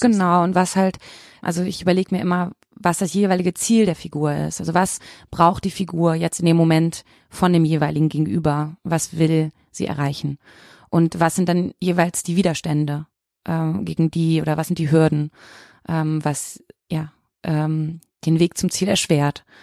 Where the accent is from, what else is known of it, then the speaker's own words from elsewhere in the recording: Bochum, North Rhine-Westphalia, Germany; also born or lived in Leipzig; now in Cologne, Germany; ich komme aus Bochum